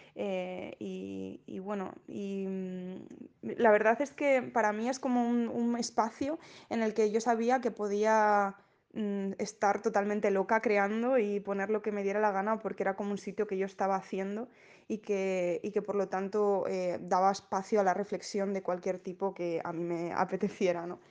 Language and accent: Spanish; Asturias, Spain; yo soy asturiana, entonces quería como reflejar un poco la tradición que tenemos aquí